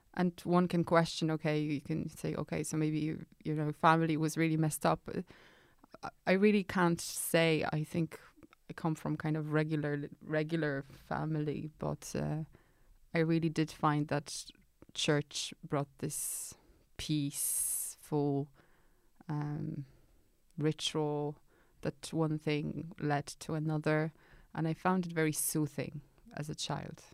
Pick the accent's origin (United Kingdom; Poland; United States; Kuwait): Poland; moved away; I grew up in Poland in nineteen eighties.